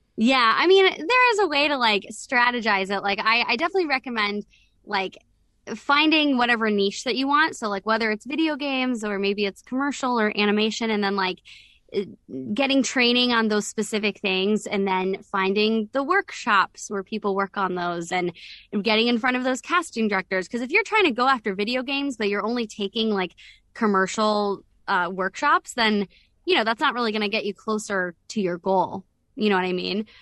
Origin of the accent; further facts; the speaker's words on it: the South of the United States, United States; I am from the South